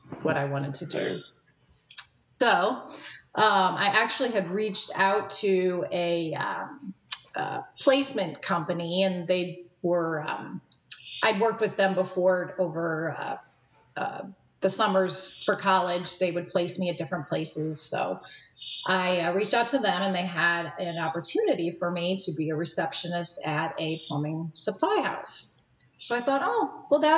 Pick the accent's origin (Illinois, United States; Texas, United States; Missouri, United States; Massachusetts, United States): Missouri, United States; St. Louis; also born or lived in Kirksville, Missouri; I was born and raised in St. Louis, Missouri